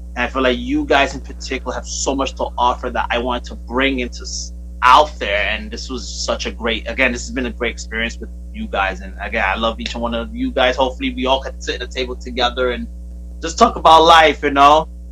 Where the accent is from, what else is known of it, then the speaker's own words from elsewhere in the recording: New York City, New York, United States; now in Bayonne, United States; I'm from Brooklyn